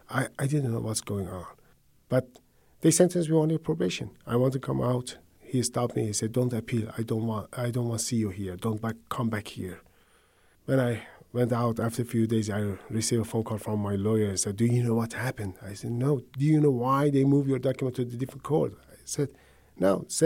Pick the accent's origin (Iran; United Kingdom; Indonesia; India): Iran; English is a second language; moved away as an adult; So 2011, when I came out from Iran, I went to Turkey, I became refugee, and I was able to continue my study in Southeastern.